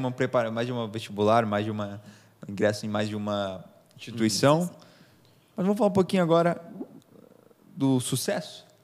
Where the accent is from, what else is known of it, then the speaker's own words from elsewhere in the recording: Jequié, Bahia, Brazil; sou do interior da Bahia